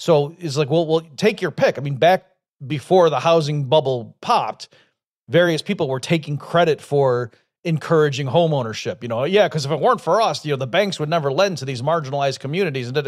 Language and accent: English; upstate New York, United States; I grew up in upstate New York